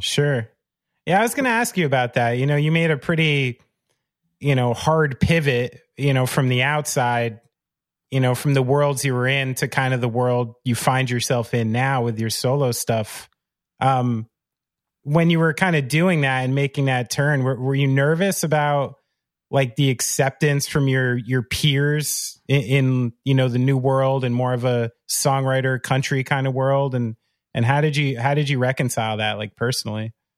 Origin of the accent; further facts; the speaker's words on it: New Jersey, United States; I'm born and raised in Central Jersey and by New York City